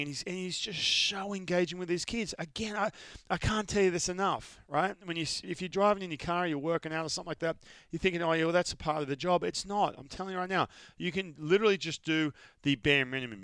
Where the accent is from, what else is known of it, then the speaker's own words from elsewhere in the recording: Australia; moved away; I'm from Australia. We all live out in the sun